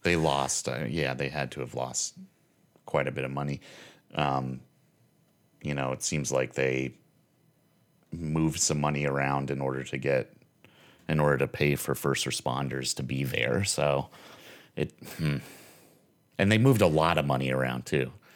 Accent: Lincoln County, Nevada, United States; I'm from Lincoln County. Like, I grew up in Lincoln County

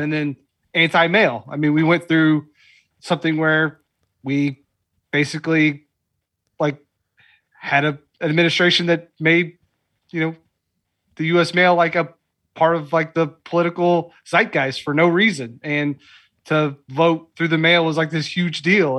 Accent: Lexington, Kentucky, United States; I'm from Lexington

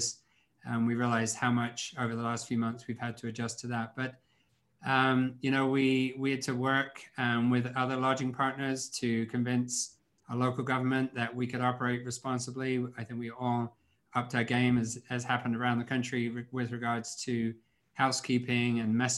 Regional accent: England, United Kingdom; moved away; I grew up in England

